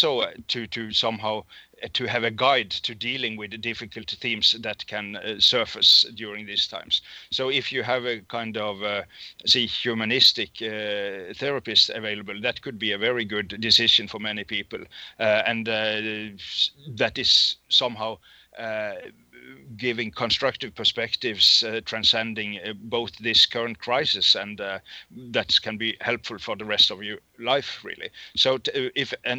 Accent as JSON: {"language": "English", "country": "Norway", "second_language": "English"}